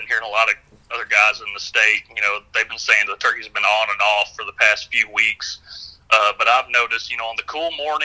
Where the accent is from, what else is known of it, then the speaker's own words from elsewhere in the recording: Hickman County, Middle Tennessee, United States; I grew up in Middle Tennessee as well, down in Hickman County